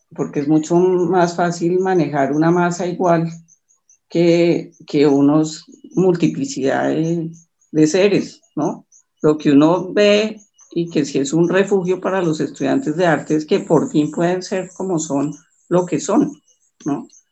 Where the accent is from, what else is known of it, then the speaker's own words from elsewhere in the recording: Bogotá, Colombia; yo estudié, viví en Bogotá, nací en Bogotá, eh, toda mi familia santanderiana por ambos lados